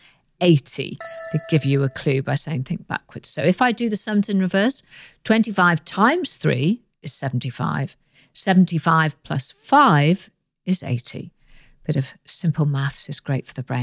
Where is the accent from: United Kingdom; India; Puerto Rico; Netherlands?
United Kingdom